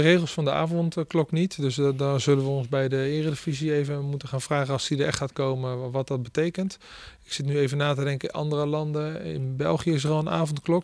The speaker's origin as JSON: {"language": "Dutch", "area": "the West", "region": "Randstad", "country": "Netherlands", "also_born_or_lived": "Rotterdam", "moved": "as an adult", "lives_now": "Groningen, Netherlands", "said": "het is iets meer open waar ik vandaan kom"}